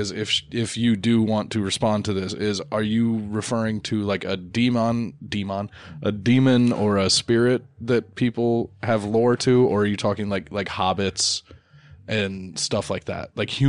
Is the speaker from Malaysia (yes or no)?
no; Jamaica; born there; I was born in Jamaica right by the beach.